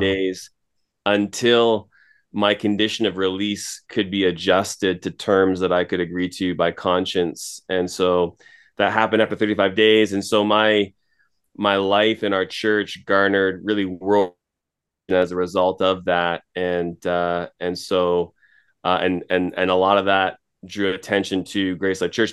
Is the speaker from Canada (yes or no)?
yes; Toronto, Ontario, Canada; moved away as an adult; now in Edmonton, Canada; I'm from Toronto originally